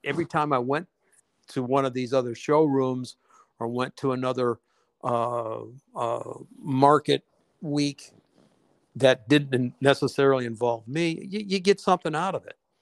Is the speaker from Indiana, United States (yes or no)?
no; Detroit, Michigan, United States; growing up in Detroit